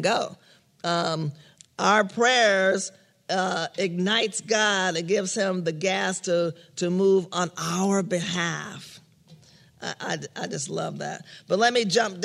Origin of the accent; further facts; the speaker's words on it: New York, United States; moved away; I grew up in New York